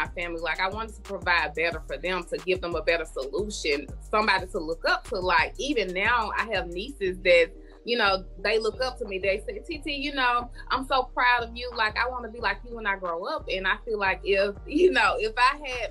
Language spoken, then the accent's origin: English; Canton, Mississippi, United States; I grew up in a small town called Canton, Mississippi.